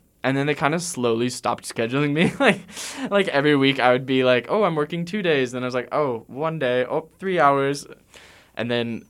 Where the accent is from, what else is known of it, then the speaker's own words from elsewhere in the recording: East Coast, United States; now in Atlanta, United States; I'm from the East Coast. I lived in Atlanta for the last